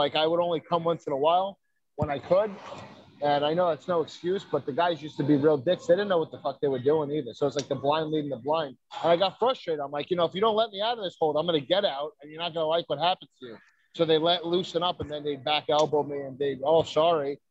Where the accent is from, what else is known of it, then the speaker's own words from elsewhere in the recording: New York City, New York, United States; moved away as an adult; also born or lived in Dyker Heights, Brooklyn / Staten Island; now in Florida, United States; Brooklyn, I'm originally from Bensonhurst, 18th Avenue and 72nd, between 18th and 19th. And then, you know, I moved around. I did Dyker Heights most recently before I moved here to Florida